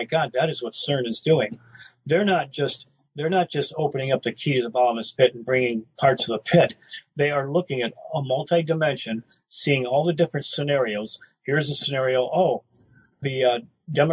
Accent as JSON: {"language": "English", "town": "Detroit", "region": "Michigan", "country": "United States", "also_born_or_lived": "Roswell", "moved": "yes", "said": "I come from Brightmoor section of Detroit"}